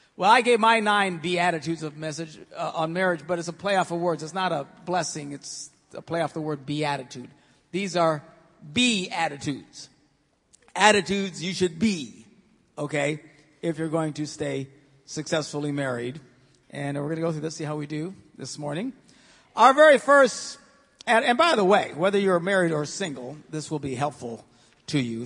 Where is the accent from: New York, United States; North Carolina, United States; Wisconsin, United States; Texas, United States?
Wisconsin, United States; Green Bay; I am from Green Bay